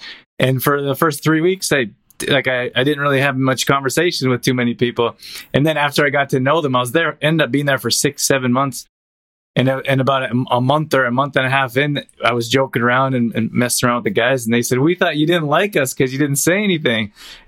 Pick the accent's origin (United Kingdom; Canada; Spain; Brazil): Canada; also born or lived in Germany; Like, I grew up in Canada, and so everyone thinks in Canada you speak French and English, but that's more Eastern, at least how I grew up.